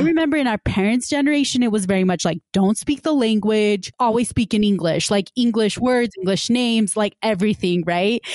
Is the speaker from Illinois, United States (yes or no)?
no; West Valley City, Utah, United States; I grew up in West Valley City, which is, you know, considered a quote unquote more diverse, ethnically and racially diverse city in Utah